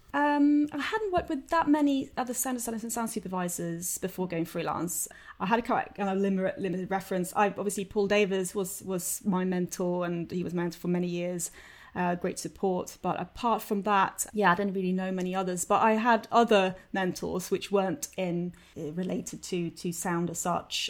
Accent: Sweden; moved away as an adult; also born or lived in London; I'm from Sweden originally. I came over in two thousand and one to study

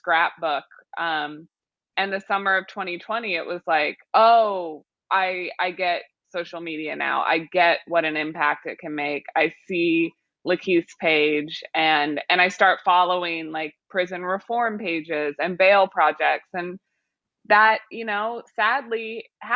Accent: Missouri, United States; now in New York, United States; I'm from Missouri, but I live in New York now.

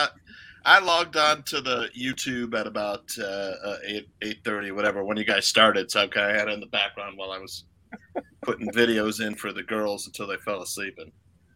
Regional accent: Naperville, Illinois, United States; now in Des Moines, United States; my hometown's Naperville, Illinois, but I live in Des Moines now. But I moved out here.

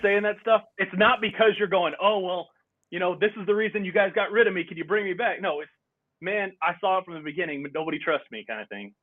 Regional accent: Texas, United States; We did Texas history in fourth grade, and then we did it again in seventh grade

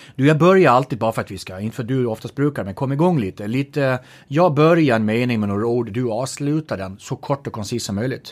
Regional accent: Gotland, Sweden; accent: Gotlandic; apropå min dialekt, Gotland

